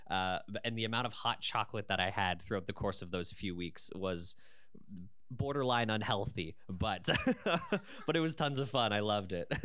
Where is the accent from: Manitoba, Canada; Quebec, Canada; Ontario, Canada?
Ontario, Canada; London; I was born and raised in London